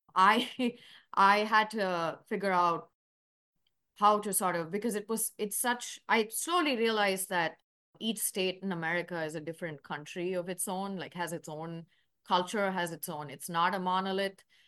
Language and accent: English; Chennai, Tamil Nadu, India; moved away as an adult; also born or lived in New York; now in Louisville, United States; I'm from Chennai, India. That is a, uh, city in South India, part of Tamil Nadu